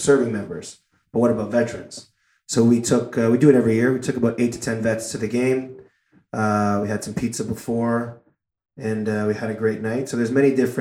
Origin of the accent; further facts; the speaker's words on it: Toronto, Ontario, Canada; growing up in Toronto